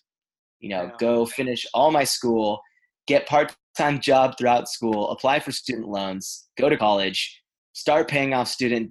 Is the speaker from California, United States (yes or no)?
yes; Los Angeles, California, United States; also born or lived in Israel; I grew up in Los Angeles, California, and lived a very Los Angeles lifestyle